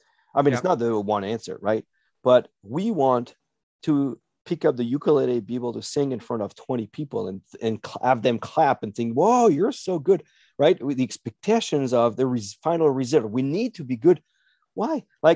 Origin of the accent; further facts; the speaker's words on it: North Dakota, United States; We're from North Dakota, right?